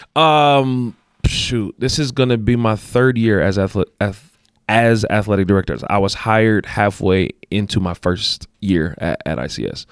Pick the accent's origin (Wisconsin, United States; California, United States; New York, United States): California, United States; Los Angeles; moved away as an adult; also born or lived in Compton, California; now in Utah, United States; born and raised in Los Angeles, California.